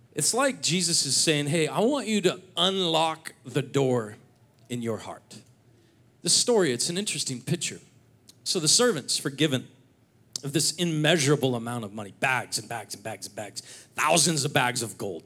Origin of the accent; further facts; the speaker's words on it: Seattle, Washington, United States; moved away as an adult; now in North Idaho, United States; I grew up in the Seattle area